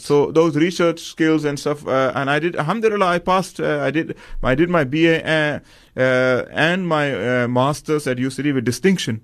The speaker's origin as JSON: {"language": "English", "town": "Medina", "region": "Medina Province", "country": "Saudi Arabia", "tie": "born or raised there", "moved": "yes", "said": "I grew up in Medina"}